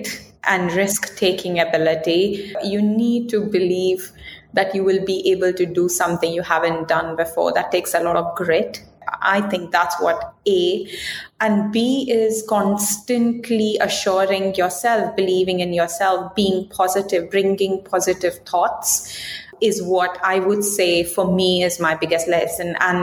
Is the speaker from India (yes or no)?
yes; India; moved away as an adult; also born or lived in United Kingdom; I'm coming from India.